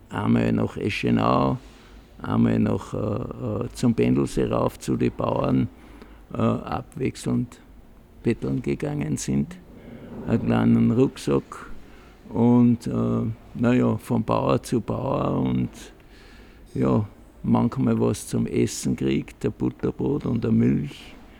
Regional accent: Lend, Salzburg, Austria; ich bin am 17. Jänner 40 geboren in Scharkendorf 14. Das ist da bei Mühlwirt am Dentnergraben bei meiner Großmutter.

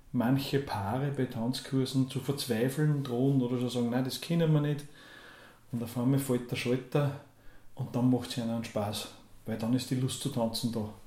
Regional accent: Nussbach, Upper Austria, Austria; Kremstal, Bezirk Kirchdorf, ähm, in Nussbach geboren, beziehungsweise im Krankenhaus in Kirchdorf, ähm, aufgewachsen in Nussbach, Volksschule gegangen, dann in die Hauptschule in Wartberg

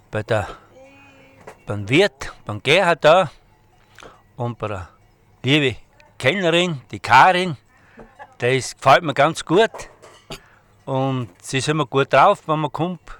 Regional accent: Eibiswald, Styria, Austria; Ich komme aus Eibeswald bei Eibel

